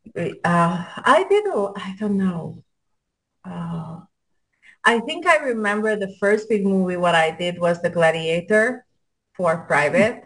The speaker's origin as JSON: {"language": "English", "country": "Hungary", "accent": "European", "second_language": "English", "moved": "as an adult", "lives_now": "United States", "said": "I'm Hungarian"}